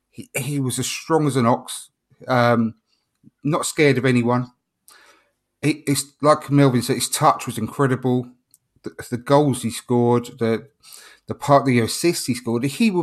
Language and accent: English; London, United Kingdom; I grew up in South East London and around the Catford, Lewisham area where he was from.